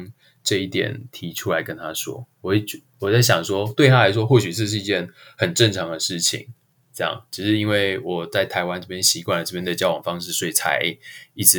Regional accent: Japan; 对我是来自于日本，他们大多数人谈恋爱的方式跟台湾的差异

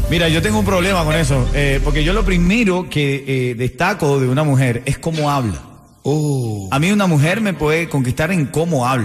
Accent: Honduras; Catracha 100%.

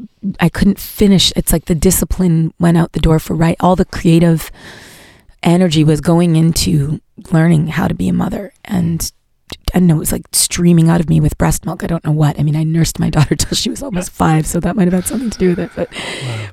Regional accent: Montreal, Quebec, Canada; now in United States; as a Canadian, as a Quebecoise, as a Montréalaise when I go there. It brought up a lot of my own history in Montreal

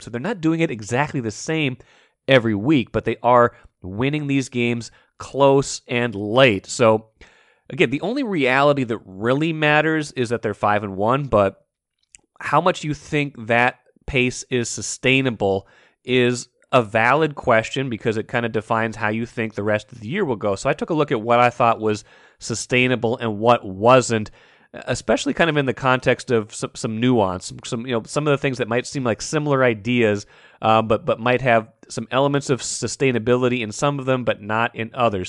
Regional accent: Grand Forks, North Dakota, United States; moved away as an adult; also born or lived in Minnesota; I grew up in Grand Forks, spent a lot of my formative years watching that team before I came to the University of Minnesota

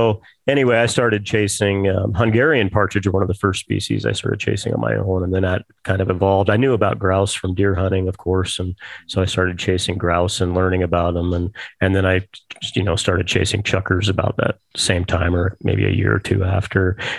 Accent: Clinton, Utah, United States; Yeah. Clinton, Utah.

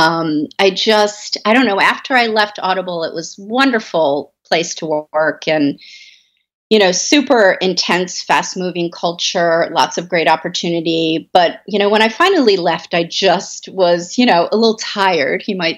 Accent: Baltimore, Maryland, United States; I grew up in Baltimore

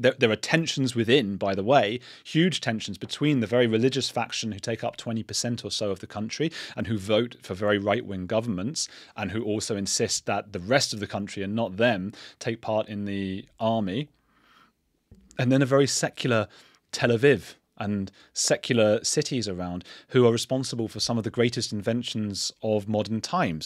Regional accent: England, United Kingdom; I'm an English citizen. I've grown up English.

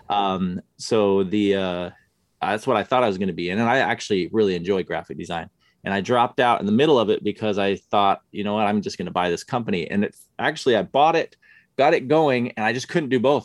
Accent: Utah, United States; moved away as an adult; I grew up in Utah

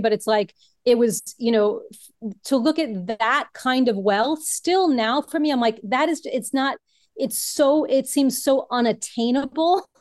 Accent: New York City, New York, United States; I am originally from Brooklyn, New York

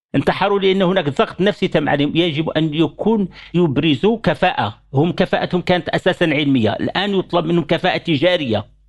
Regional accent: Morocco; احنا عندنا في المغرب

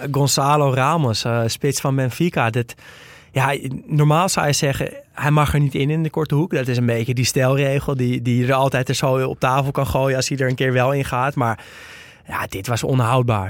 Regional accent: Netherlands; als Nederlander

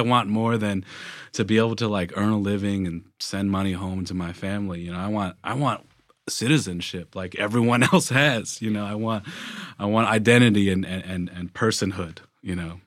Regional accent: Tennessee, United States; I grew up in Tennessee

